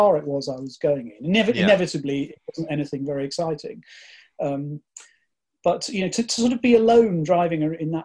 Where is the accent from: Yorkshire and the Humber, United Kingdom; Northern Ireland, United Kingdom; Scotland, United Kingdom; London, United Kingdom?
Yorkshire and the Humber, United Kingdom; Grimsby; as a little boy, I grew up in Grimsby, which is on the East Coast